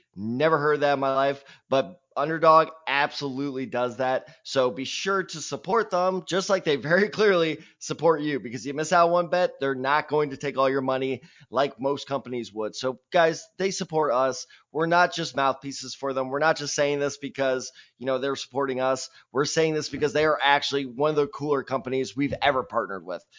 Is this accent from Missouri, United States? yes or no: yes; Missouri, United States; I am from Missouri.